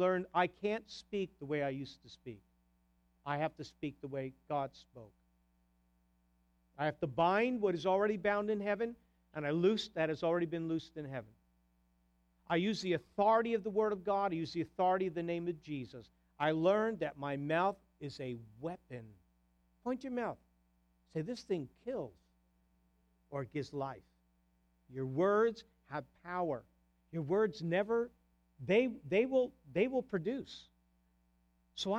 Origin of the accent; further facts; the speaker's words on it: New Jersey, United States; moved away; also born or lived in New York; I'm from New Jersey